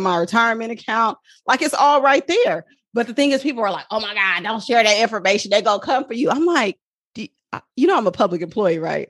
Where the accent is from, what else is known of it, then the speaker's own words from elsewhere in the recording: Oakland, California, United States; I'm from Oakland, California